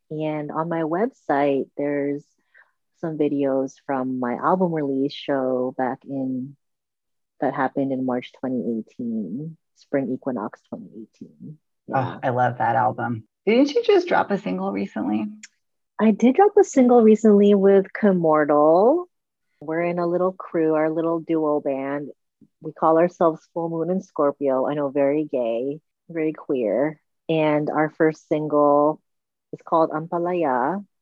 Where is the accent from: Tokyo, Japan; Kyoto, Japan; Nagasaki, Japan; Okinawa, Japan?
Okinawa, Japan; the white bitter melon, which I grew up eating in Okinawa